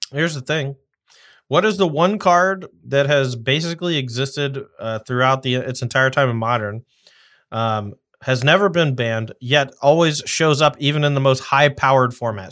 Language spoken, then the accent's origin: English; the South, United States; I'm from the South